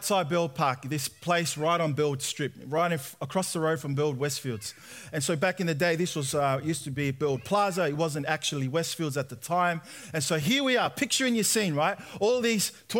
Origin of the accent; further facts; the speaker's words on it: Sydney, New South Wales, Australia; I was born and raised in Sydney